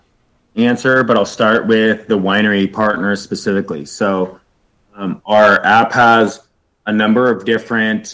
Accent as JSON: {"language": "English", "region": "Northern California", "country": "United States", "tie": "born or raised there", "said": "growing up in Northern California"}